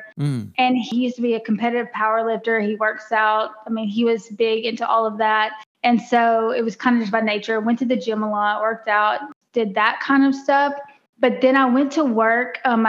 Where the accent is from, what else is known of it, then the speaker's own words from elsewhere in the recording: Natchitoches, Louisiana, United States; moved away as an adult; now in Dallas-Fort Worth, United States; I am from a tiny town in Louisiana called Natchitoches.